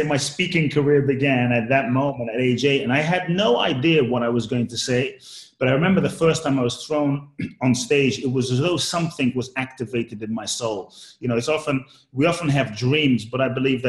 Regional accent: London, United Kingdom; also born or lived in Ghana; I grew up in London

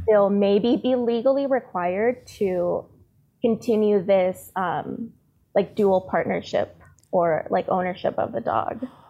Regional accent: San Diego, California, United States; also born or lived in Tijuana, Mexico; So I was born in San Diego, but my family is all in Tijuana. So I've always been back and forth across the border

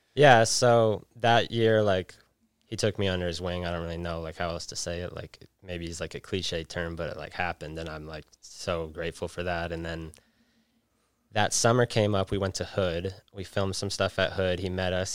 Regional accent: Jackson, Wyoming, United States; also born or lived in Vermont; now in Salt Lake City, United States; growing up in Jackson

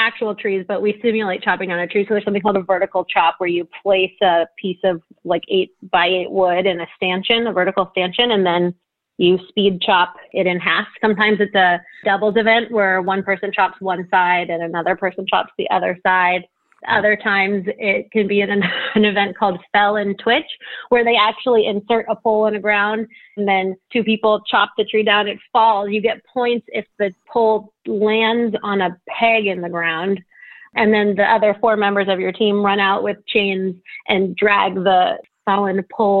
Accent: Los Angeles, California, United States; I'm from Los Angeles, born and raised in the San Fernando Valley.

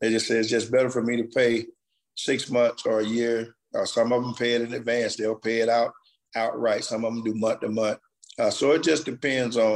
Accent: Fort Meade, Florida, United States; I'm from Fort Meade. Went in the military for 6 years, came back home to Fort Meade. So I've been in the community, been in the town pretty all of my life

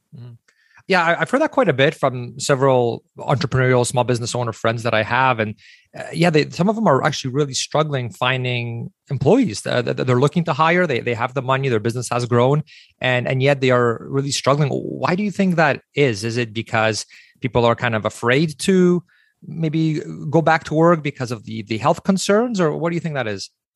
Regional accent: Canada; we as Canadian small business owners

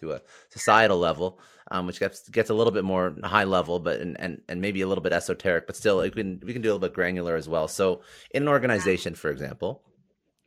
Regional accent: Canada; I'm Canadian

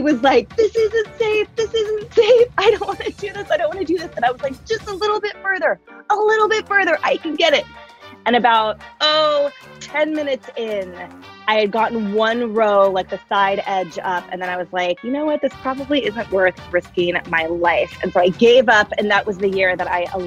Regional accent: the Bay Area, California, United States; moved away as an adult; now in Seattle, United States; I grew up in the Bay Area with all 5 of us under the same roof

